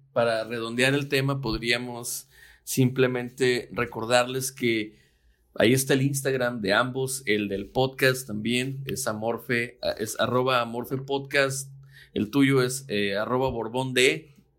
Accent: Mexico; como soy mexicano y estoy en México

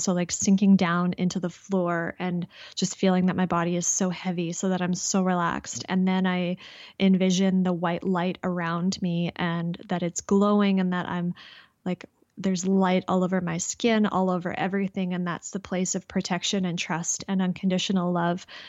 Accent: Canada; I'm Canadian.

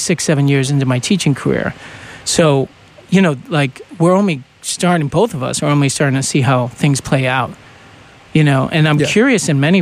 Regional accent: New England, United States; I was brought up in New England

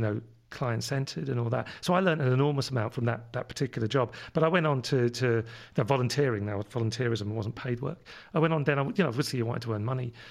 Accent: London, United Kingdom; accent: London; moved away; my London accent comes from living over in London when I was, where I was born.

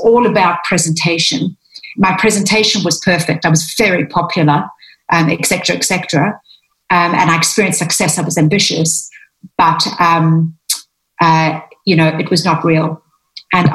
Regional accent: South Africa; now in London, United Kingdom; I grew up, in South Africa in a Greek family

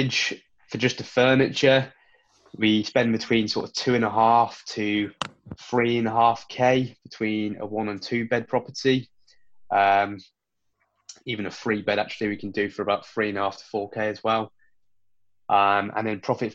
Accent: Worcester, West Midlands, United Kingdom; my hometown, Worcester, population of 100,000

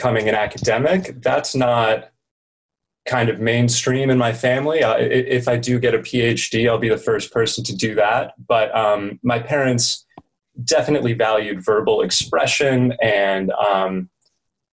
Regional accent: New Mexico, United States; also born or lived in California / Colorado; grew up in California, transitioned to New Mexico, spent a lot of time in the Southwest since then

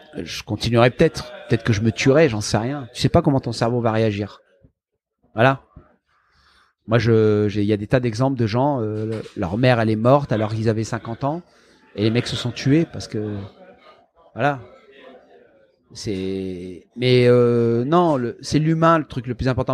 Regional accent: the Nord, Hauts-de-France, France; moved away; also born or lived in Marseille / Canada; j'ai grandi dans le Nord

